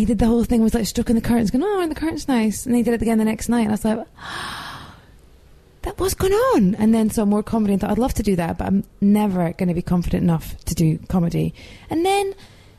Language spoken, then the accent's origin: English; Edinburgh, Scotland, United Kingdom; I'm from Edinburgh